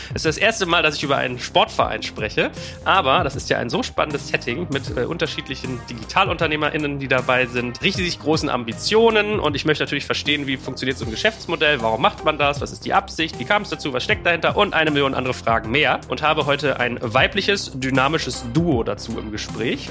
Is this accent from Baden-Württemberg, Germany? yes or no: no; Berlin, Germany; wir kommen ja aus dem gleichen kleinen Dorf namens Berlin